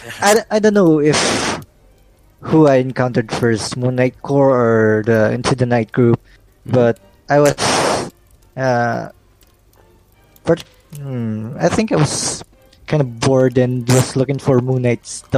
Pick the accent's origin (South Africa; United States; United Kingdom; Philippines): Philippines; I'm from the Philippines